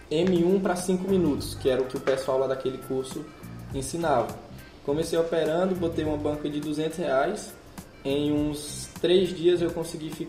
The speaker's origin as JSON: {"language": "Portuguese", "region": "Northeast Region", "country": "Brazil", "said": "eu também sou do Nordeste"}